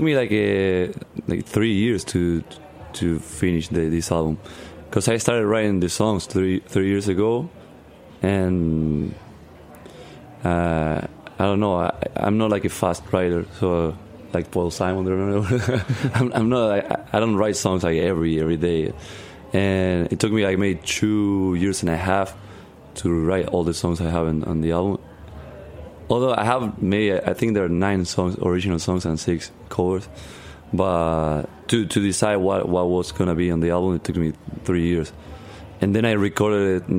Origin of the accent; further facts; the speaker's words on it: Argentina; English is a second language; now in United States; where I'm from in Argentina, it's pretty much like that. It's like I'm I'm from like an hour away from the city.